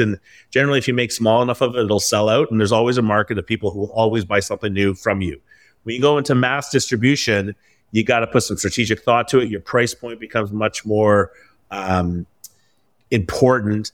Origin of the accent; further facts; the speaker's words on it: Vancouver, British Columbia, Canada; now in Toronto, Canada; being in Ontario, although I'm from Vancouver.